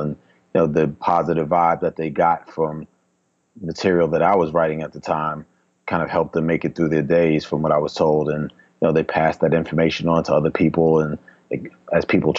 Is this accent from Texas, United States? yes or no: no; New York City, New York, United States; now in Atlanta, United States; one guy that I grew up with in Queens